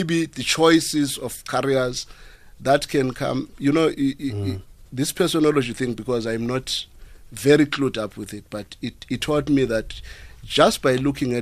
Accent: South Africa; my fellow South Africans

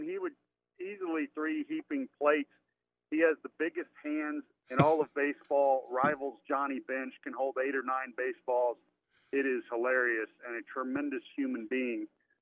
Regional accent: Louisville, Kentucky, United States; So I grew up in Louisville, Kentucky.

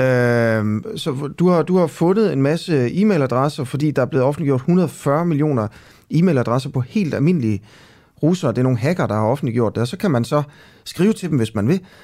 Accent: Horsens, Central Denmark Region, Denmark; jeg er jo fra Horsens

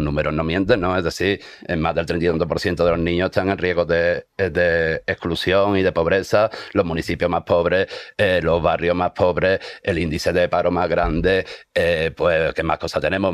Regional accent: Andalusia, Spain; Los andaluces somos diferentes

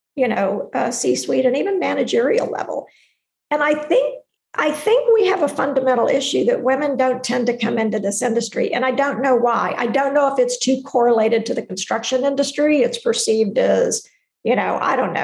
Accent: Texas, United States; I'm from Texas

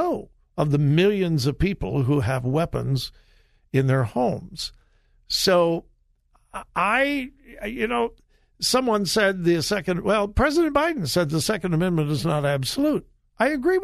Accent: Southern California, United States; I grew up in Southern California, but I went to my grandpa's farm in Mount Vernon, Missouri, every summer

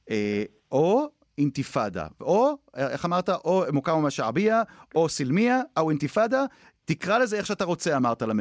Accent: Jerusalem, Jerusalem District, Israel; אני מירושלים.

